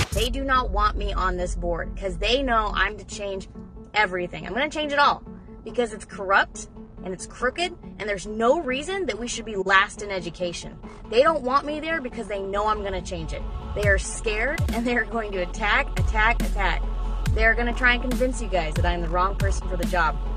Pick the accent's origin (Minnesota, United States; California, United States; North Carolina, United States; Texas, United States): Minnesota, United States; I'm from Minnesota, born and raised. I've lived all over this beautiful nation